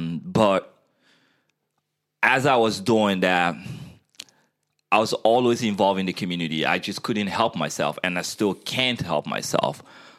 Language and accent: English; Guinea; moved away as an adult; I was born in Guinea, West Africa. Half of my life was spent there.